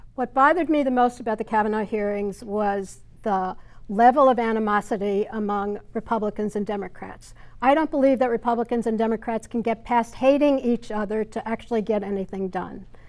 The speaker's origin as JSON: {"language": "English", "town": "Hartsdale", "region": "New York", "country": "United States", "tie": "born or raised there", "also_born_or_lived": "Bronx, New York City", "said": "I was born in the Bronx, which is a part of New York City. and grew up in a small town north of the city, Hartsdale, New York"}